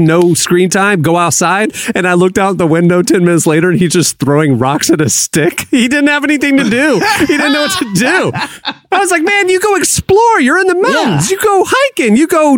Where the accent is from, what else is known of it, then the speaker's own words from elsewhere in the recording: Orlando, Florida, United States; Nickelodeon Studios was in Orlando. It was in my hometown.